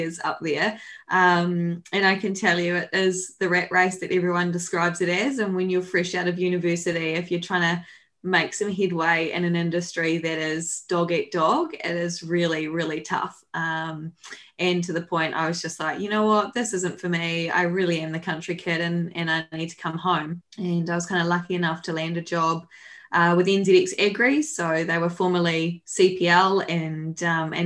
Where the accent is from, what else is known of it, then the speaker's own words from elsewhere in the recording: Whanganui, Manawatū-Whanganui, New Zealand; I grew up in Whanganui